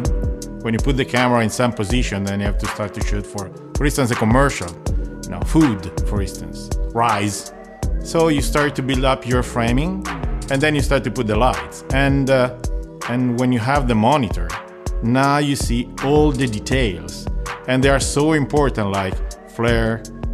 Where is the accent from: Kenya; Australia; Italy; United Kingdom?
Italy; I'm a cinematographer from Italy